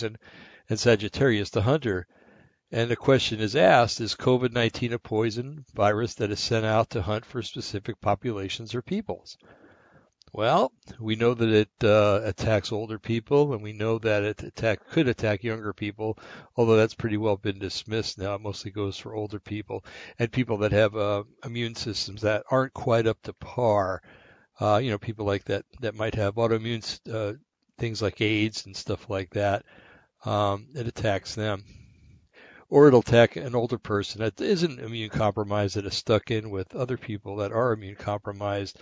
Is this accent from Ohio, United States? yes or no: no; New Jersey, United States; I come from New Jersey